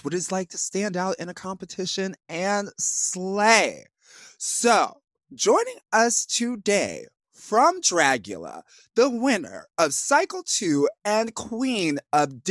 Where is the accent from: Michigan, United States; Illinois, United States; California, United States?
Illinois, United States; Plainfield; I grew up in Plainfield, Illinois, which is literally right next to Joliet